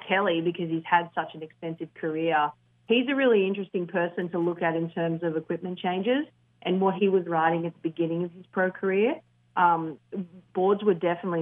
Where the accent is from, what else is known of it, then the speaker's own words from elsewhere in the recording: Australia; as an Australian